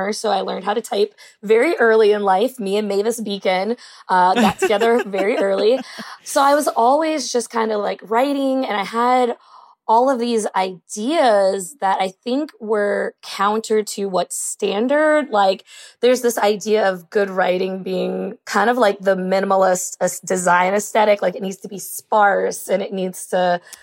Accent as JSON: {"language": "English", "town": "Louisville", "region": "Kentucky", "country": "United States", "also_born_or_lived": "Southern California", "moved": "as an adult", "said": "I'm from Louisville, Kentucky."}